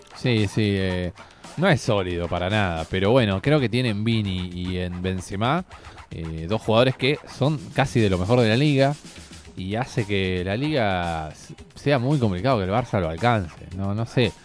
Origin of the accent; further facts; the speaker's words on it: Argentina; nosotros somos de Argentina